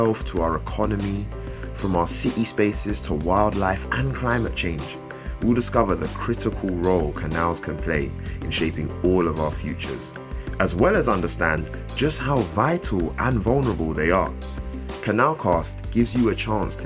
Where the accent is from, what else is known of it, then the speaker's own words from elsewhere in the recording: London, United Kingdom; who grew up in the city, you know, I'm from London, I'm from South London, Lewisham.